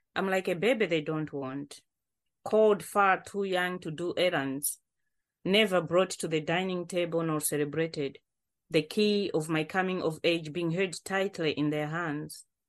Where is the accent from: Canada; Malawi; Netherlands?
Malawi; now in Coventry, United Kingdom; I'm joining from Covenre because this is where I live now, but I'm original from Malawi